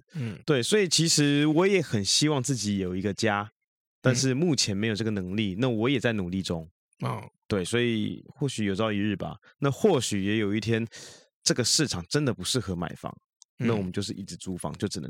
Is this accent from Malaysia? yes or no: no; Xindian, New Taipei, Taiwan; now in Taipei, Taiwan; 对对对，搬到台北市，这离离我老家也比较近啊。